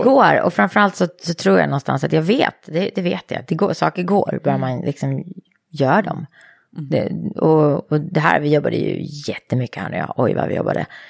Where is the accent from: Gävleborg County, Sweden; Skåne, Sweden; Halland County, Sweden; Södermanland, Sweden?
Södermanland, Sweden; Eskilstuna; moved away as an adult; jag älskade att vara i Eskilstuna. Jag älskade min hemstad